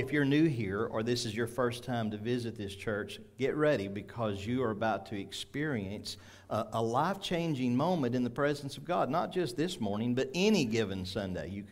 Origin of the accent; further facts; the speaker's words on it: Arkansas, United States; we're from Arkansas